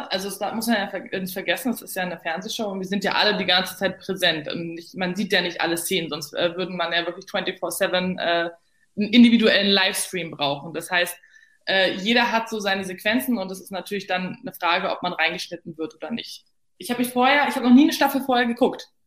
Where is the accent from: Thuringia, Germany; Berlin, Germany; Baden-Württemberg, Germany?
Berlin, Germany; waschechte Berlinerin. Dachte mir dann so ganz pragmatisch, naja, ist doch super, weil wenn ich dann nach Hause geschickt werde, habe ich es nicht so weit.